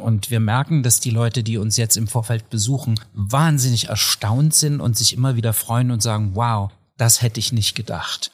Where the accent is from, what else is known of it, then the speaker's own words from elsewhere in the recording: Döbeln, Saxony, Germany; moved away; also born or lived in Vienna; nichts verbindet mich mit Chemnitz mehr als Heimat. Ich komme aus Döbeln in Sachsen